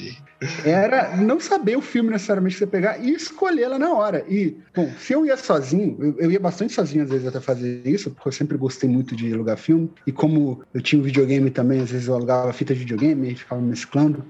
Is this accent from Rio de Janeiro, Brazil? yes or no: yes; Resende, Rio de Janeiro, Brazil; also born or lived in Juiz de Fora; now in Natal, Brazil; eu nasci e cresci na cidade de Resende, que é no interior do Rio de Janeiro